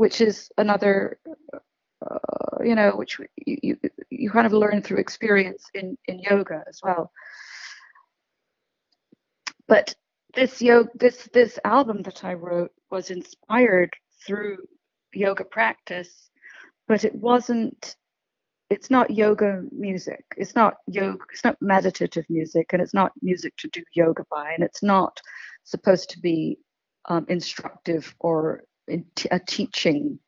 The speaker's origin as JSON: {"language": "English", "region": "Scotland", "country": "United Kingdom", "tie": "born or raised there", "said": "the bagpipe drone, which is what I grew up with in Scotland"}